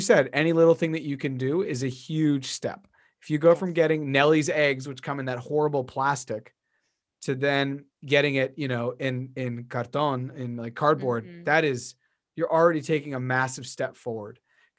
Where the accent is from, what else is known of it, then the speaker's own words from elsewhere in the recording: Beverly, United States; You know, I was raised in Beverly. Yeah. I love the ocean.